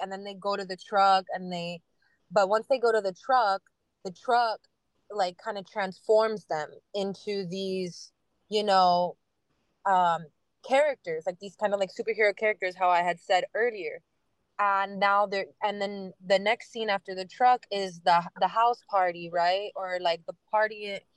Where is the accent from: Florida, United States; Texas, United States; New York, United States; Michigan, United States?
Florida, United States; Miami; I'm born and raised in Miami, Miami girl, Westchester girl